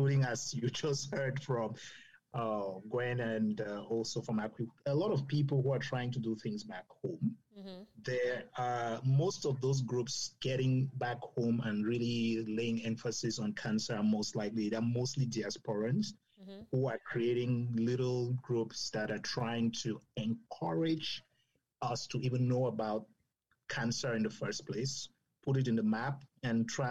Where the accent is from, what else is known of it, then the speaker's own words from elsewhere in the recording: Cameroon; moved away; I grew up in Cameroon.